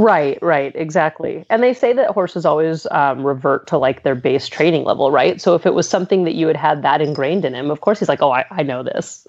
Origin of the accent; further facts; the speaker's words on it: Southern California, United States; moved away as an adult; also born or lived in Pennsylvania; now in Pittsburgh, United States; I'm I'm originally from Southern California